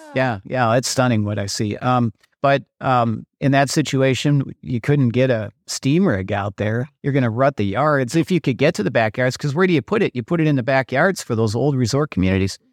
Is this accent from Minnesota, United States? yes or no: yes; Minnesota, United States; I'm from Minnesota.